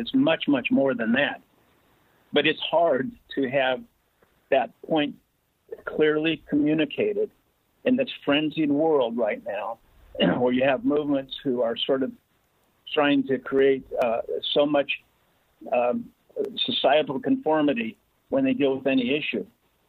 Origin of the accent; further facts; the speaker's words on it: District Heights, Maryland, United States; now in St. George, United States; I grew up in part in District Heights, Maryland, Prince George's County. And so when I moved when I ended up in St. George